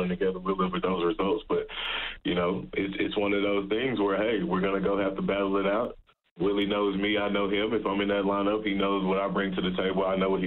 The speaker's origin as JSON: {"language": "English", "region": "Texas", "country": "United States", "moved": "as an adult", "lives_now": "Edmonton, Canada", "said": "We're both from Texas. He's from Beaumont, Texas, which is an hour away from where I'm from in Texas, a small town I'm from in Texas."}